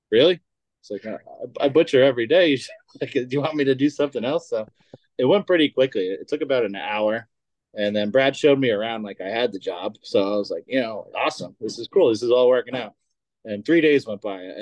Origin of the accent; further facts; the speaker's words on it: Long Island, New York, United States; moved away as an adult; now in Chicago, United States; I'm from Long Island, New York. Ah, I didn't know that. Yeah, born and raised. I moved out here uh, in June of 2017.